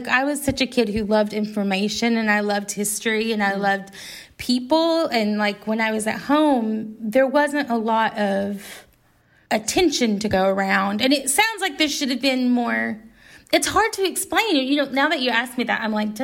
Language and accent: English; Arkansas, United States; I grew up in Arkansas